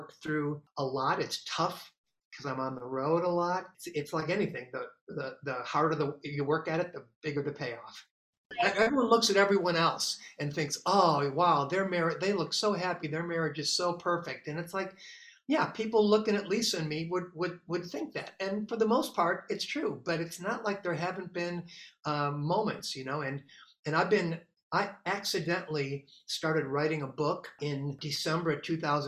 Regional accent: Chicago, Illinois, United States; now in Los Angeles, United States; I'm from Chicago

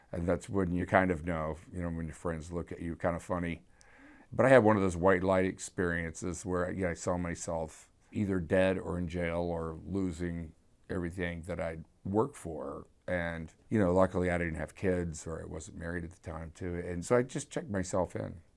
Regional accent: Houston, Texas, United States; I grew up in Houston

